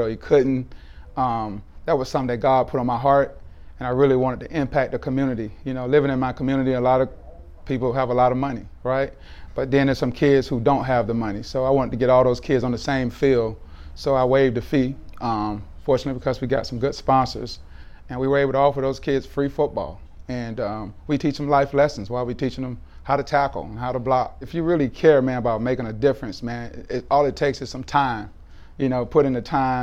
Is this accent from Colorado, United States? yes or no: no; Miami, Florida, United States; growing up in Miami, you know, with like six brothers and one sister